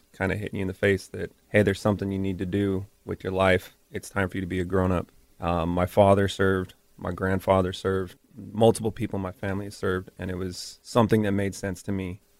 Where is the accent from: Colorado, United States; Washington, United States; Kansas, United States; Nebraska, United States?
Washington, United States; Tacoma; moved away; Tacoma, Washington.